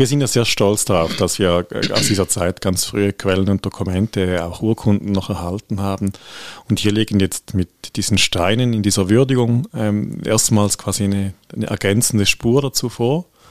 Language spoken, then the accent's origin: German; St. Gallen, Switzerland; als St. Galler